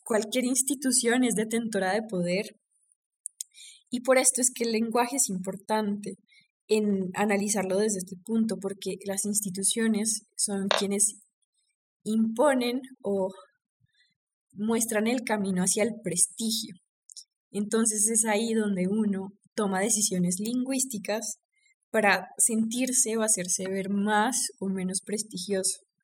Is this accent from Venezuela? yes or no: no; Pereira, Risaralda, Colombia; accent: paisa; yo soy paisa, yo también soy pereirana